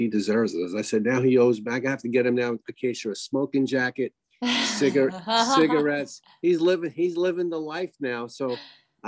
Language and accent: English; New York, United States; I was raised in New York